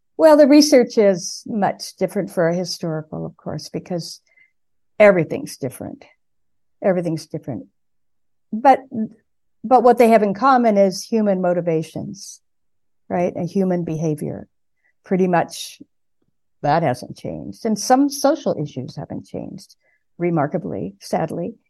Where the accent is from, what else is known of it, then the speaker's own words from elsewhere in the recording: San Gabriel Valley, California, United States; also born or lived in Pasadena, California; now in New England, United States; I was born in Pasadena. I grew up in the San Gabriel Valley, uh, to the east of Los Angeles.